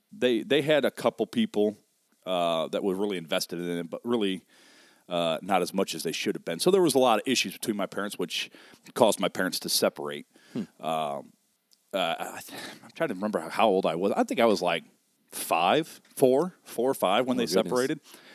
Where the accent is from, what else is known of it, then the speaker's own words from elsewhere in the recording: South Bend, Indiana, United States; Oh, man, I hail originally. Born here in South Bend. Grew up till the age of 10 on the south side of South Bend.